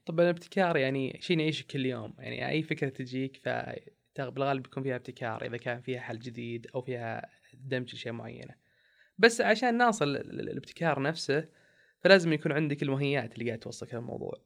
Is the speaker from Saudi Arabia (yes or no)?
yes; Saudi Arabia; إحنا كسعوديين